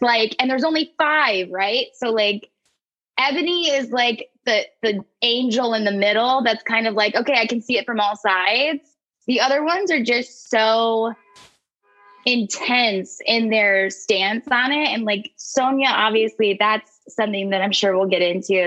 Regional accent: Ohio, United States; moved away; I'm originally from Ohio. I'm Midwest country trash

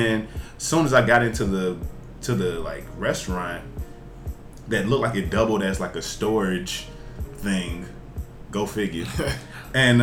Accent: Jackson, Tennessee, United States; now in Chicago, United States; I'm from Jackson, Tennessee, which is in Western Tennessee

